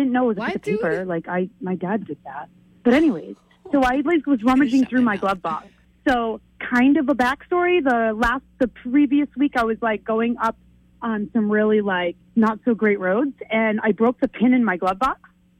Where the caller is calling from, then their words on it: Biddeford, Maine, United States; I am from Biddeford.